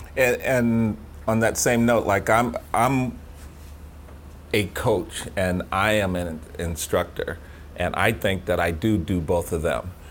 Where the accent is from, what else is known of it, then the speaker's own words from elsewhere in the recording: Sacramento, California, United States; we're from Sacramento